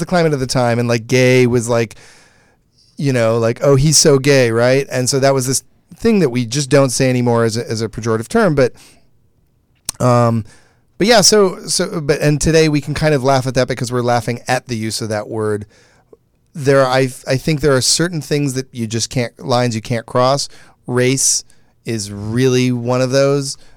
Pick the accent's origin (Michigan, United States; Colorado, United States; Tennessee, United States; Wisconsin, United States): Michigan, United States; moved away; I grew up in Michigan